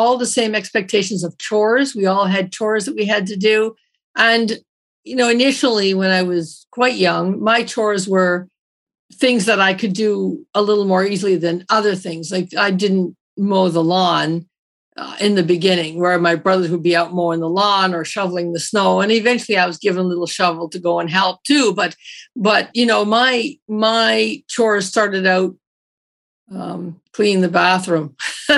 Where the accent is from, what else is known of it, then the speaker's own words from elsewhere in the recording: Toronto, Ontario, Canada; I grew up in Toronto, but I grew up in a very Newfoundland family.